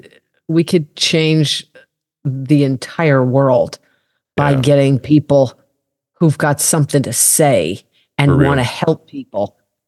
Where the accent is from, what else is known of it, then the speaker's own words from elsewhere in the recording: Colorado, United States; I'm a cowgirl from Colorado. The hell I grew, you know, I grew up mucking out stalls.